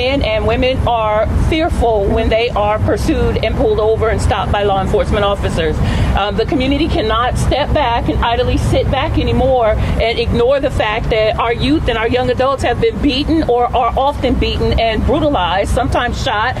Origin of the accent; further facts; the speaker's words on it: Stockton, California, United States; I'm from Stockton